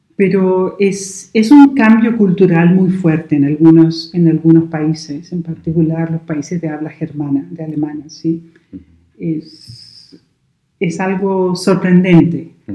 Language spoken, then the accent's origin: Spanish; Chile; born or raised there; moved away as an adult; also born or lived in United Kingdom; now in Braga, Portugal